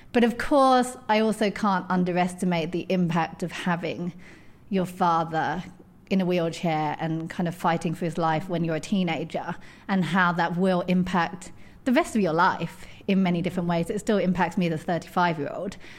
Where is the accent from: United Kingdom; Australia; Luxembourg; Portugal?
United Kingdom; edge of London; I grew up in, um, on the edge of London, as you can tell from my accent.